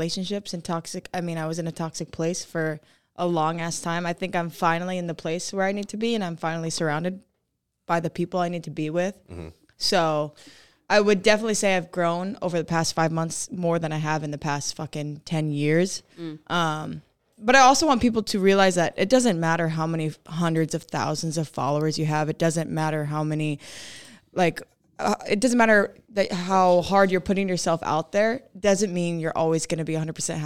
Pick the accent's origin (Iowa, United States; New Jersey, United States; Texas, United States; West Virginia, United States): Iowa, United States; moved away; I'm from Iowa